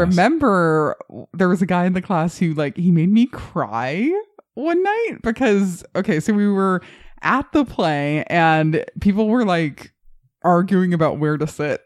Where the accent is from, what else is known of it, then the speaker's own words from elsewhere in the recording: Colorado Springs, Colorado, United States; my hometown of Colorado Springs